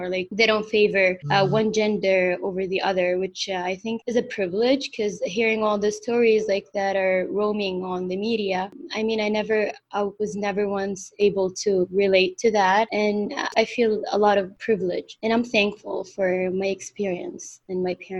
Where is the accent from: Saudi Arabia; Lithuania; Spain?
Saudi Arabia; Riyadh, Riyadh Province; English is a second language; moved away as an adult; also born or lived in United States / Denver; now in Riyadh, Saudi Arabia; Okay, so I'm Saudi and I grew up in Saudi Arabia in Riyadh. I went to school for 13 years here in Riyadh, then I moved to the States back in 2008.